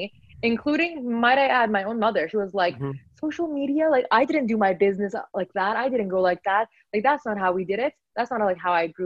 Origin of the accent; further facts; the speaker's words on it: Vancouver, British Columbia, Canada; I was born and raised in Vancouver